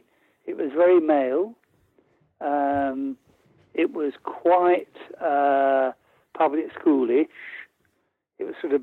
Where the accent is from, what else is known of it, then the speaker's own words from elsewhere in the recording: London, United Kingdom; also born or lived in Hertfordshire; I was raised in Camden Town, you know, and went to a North London grammar school.